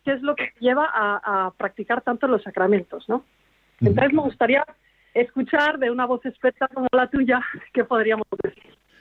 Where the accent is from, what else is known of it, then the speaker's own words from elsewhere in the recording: Spain; now in Switzerland; Nosotros somos una familia española que vivimos aquí